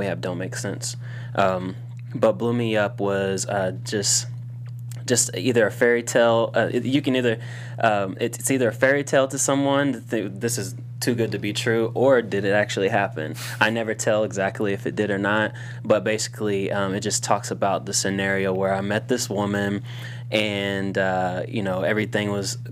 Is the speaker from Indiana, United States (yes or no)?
yes; Indiana, United States; now in Los Angeles, United States; And we're all from Indiana